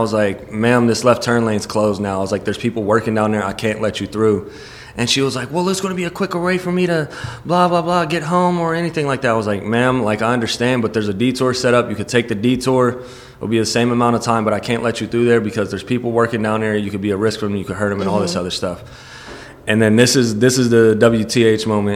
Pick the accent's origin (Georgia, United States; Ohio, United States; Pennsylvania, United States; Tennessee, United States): Ohio, United States; Columbus; I'm from Columbus, Ohio